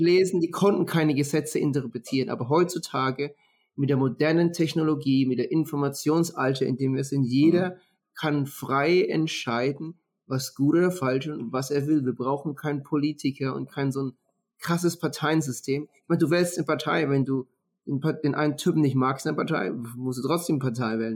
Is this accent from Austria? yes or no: no; Würzburg, Bavaria, Germany; moved away; ich komme ja aus Würzburg